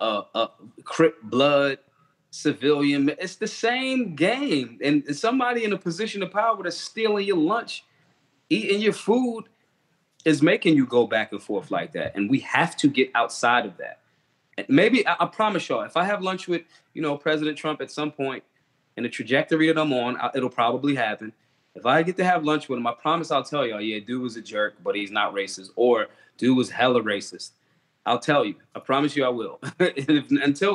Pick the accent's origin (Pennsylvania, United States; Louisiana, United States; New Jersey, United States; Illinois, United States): Pennsylvania, United States; Philadelphia; I am from Philly